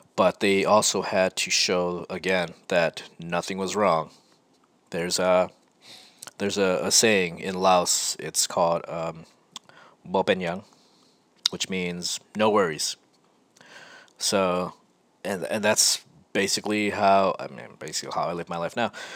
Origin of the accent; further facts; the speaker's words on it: Rochester, New York, United States; moved away as an adult; also born or lived in California; Growing up in Rochester, I was, I, I, guess I would say I was a straight edge kid.